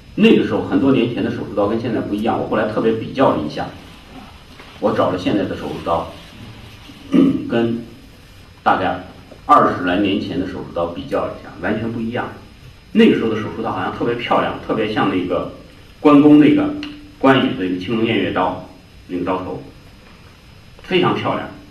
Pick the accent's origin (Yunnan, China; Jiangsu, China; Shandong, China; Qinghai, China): Jiangsu, China; 我是江苏人